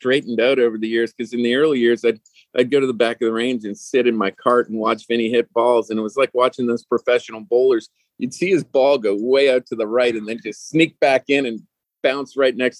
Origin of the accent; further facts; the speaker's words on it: Toronto suburbs, Ontario, Canada; moved away as an adult; also born or lived in Whistler, British Columbia; I'm originally from the Toronto suburbs